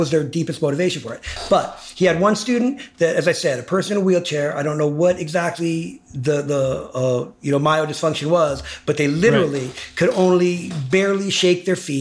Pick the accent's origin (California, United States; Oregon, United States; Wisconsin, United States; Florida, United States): California, United States; Los Angeles; I grew up in Hollywood.